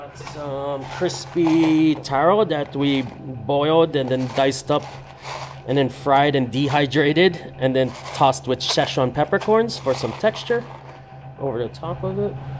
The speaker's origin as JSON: {"language": "English", "region": "Hawaii", "country": "United States", "tie": "born or raised there"}